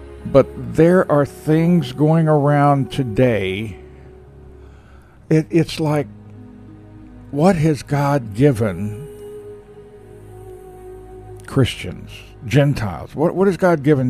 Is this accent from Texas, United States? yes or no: yes; Texas, United States; I'm a Texan